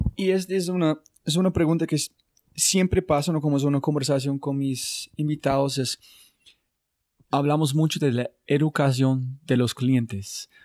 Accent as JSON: {"language": "Spanish", "country": "United States", "second_language": "Spanish", "said": "yo soy de los Estados Unidos"}